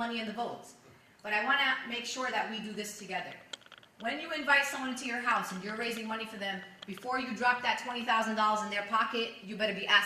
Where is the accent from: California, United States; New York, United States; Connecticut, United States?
New York, United States; New York City; I'm a child of immigrants. I'm born and raised in Brooklyn